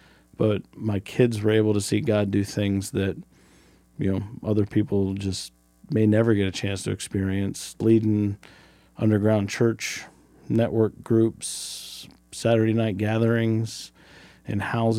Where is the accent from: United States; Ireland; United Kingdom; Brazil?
United States; Do that in right where Ohio, West Virginia, and Pennsylvania touch.